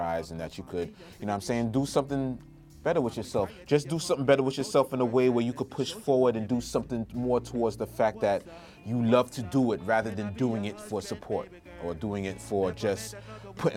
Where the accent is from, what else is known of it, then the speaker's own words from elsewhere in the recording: New York City, New York, United States; My family's from Trinidad and Tobago. I was born in Brooklyn.